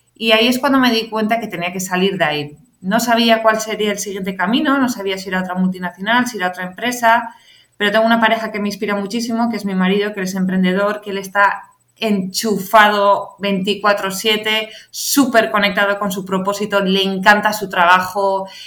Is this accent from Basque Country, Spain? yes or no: yes; San Sebastián, Basque Country, Spain; moved away as an adult; also born or lived in Madrid; yo soy de Donosti, me vine a Madrid